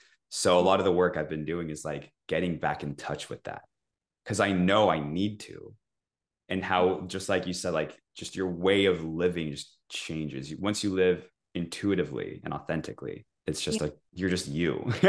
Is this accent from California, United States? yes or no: yes; California, United States; moved away as an adult; also born or lived in Puerto Rico; now in Florida, United States; I was a digital nomad for 2 years. I'm originally from California, traveled for 2 years, moved to Puerto Rico for 3 years. Now I live in Florida.